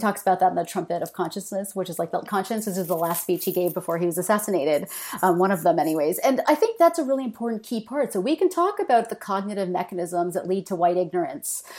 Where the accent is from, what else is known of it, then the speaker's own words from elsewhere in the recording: Canada; moved away as an adult; also born or lived in Michigan, United States; I'm Canadian, and I should say I only moved back to Canada after being in Michigan for a few years